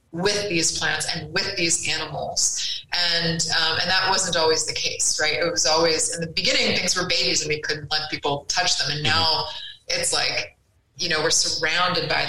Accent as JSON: {"language": "English", "region": "Connecticut", "country": "United States", "tie": "born or raised there", "moved": "yes", "said": "I grew up in Connecticut. I grew up in the woods and really took that stuff for granted."}